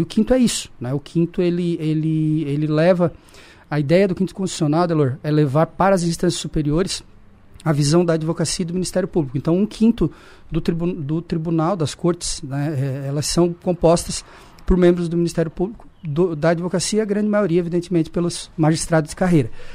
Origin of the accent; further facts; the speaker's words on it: Criciúma, Santa Catarina, Brazil; Eu sou aqui de Criciúma, nasci ali no Hospital São João Batista.